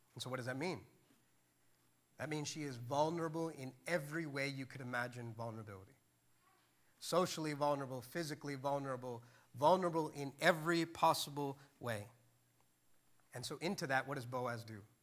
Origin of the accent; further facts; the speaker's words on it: India; I'm Indian